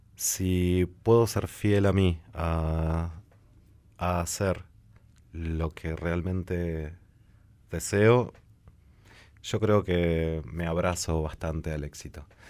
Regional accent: La Plata, Buenos Aires Province, Argentina; Yo soy nacido en La Plata y vivo entre dos capitales.

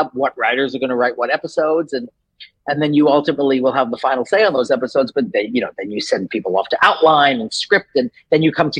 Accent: New York, United States; moved away as an adult; now in Los Angeles, United States; I'm from New York. So I grew up in New York

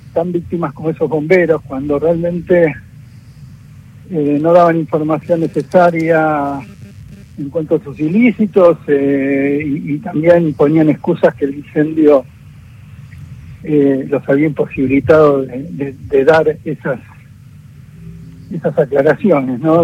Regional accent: Argentina; como argentinos

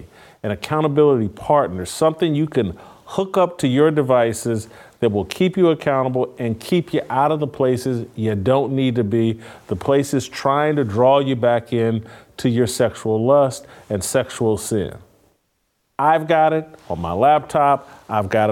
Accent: Indianapolis, Indiana, United States; I grew up in Indianapolis.

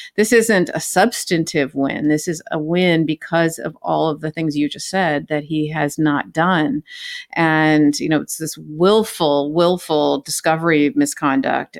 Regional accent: California, United States; moved away; I'm from California

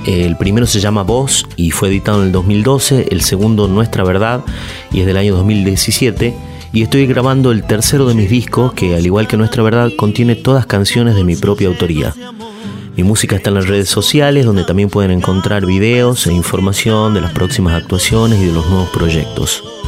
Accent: Tucumán, Argentina; moved away as an adult; now in Buenos Aires, Argentina; soy tucumano, vivo en Buenos Aires hace algunos años

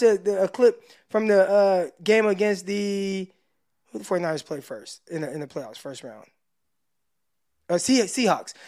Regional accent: Stockton, California, United States; also born or lived in San Jose, California; I'm from Stockton.

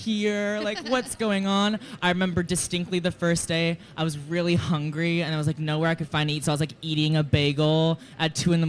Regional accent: Georgetown, Texas, United States; now in New York City, United States; I'm from Georgetown, Texas.

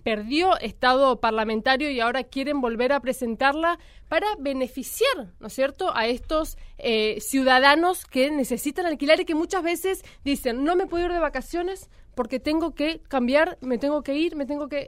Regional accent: Chaco, Argentina; now in Buenos Aires, Argentina; yo soy de Chaco y cuando vine a Capital Federal

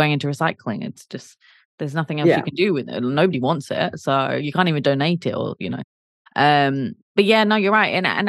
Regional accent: South East England, United Kingdom; Well, I will disagree because I'm from Kent, and I'm even more southern than London

